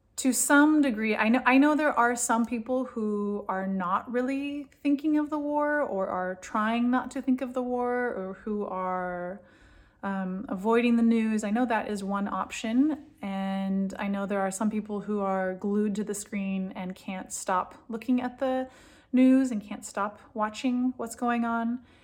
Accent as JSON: {"language": "English", "region": "California", "country": "United States", "tie": "born or raised there", "moved": "as an adult", "lives_now": "Israel", "said": "I'm from California. I grew up in a really, really different culture and different mindset."}